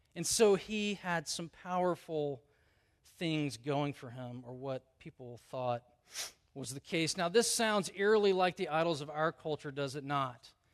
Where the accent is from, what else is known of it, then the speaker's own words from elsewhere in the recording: the South, United States; I grew up in the South.